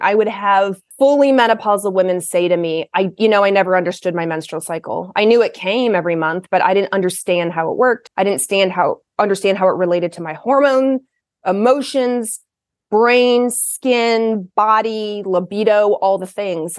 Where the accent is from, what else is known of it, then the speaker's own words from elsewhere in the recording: Kentucky, United States; moved away as an adult; now in Portland, United States; I grew up in the South. I grew up in Kentucky